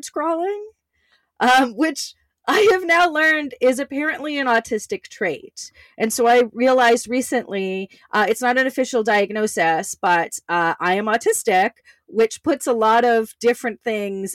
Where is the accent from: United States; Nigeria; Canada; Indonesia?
Canada; I grew up in Canada